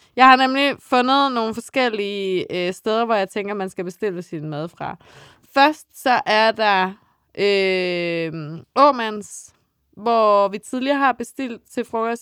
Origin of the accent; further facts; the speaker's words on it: Funen, Southern Denmark, Denmark; jeg er Fynbo